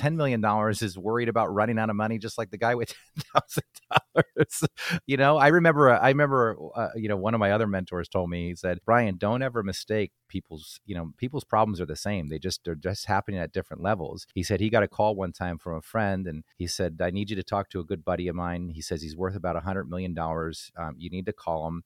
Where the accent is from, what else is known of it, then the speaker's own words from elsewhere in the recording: New Jersey, United States; growing up in New Jersey, you know, I grew up as a Yankees fan